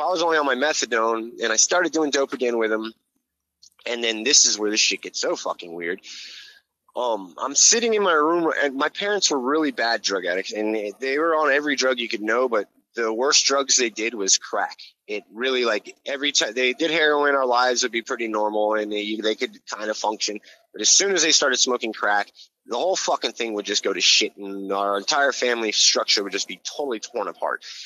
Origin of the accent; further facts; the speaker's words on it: Hawaii, United States; also born or lived in Florida; now in New York, United States; I grew up in Hawaii and I lived in Florida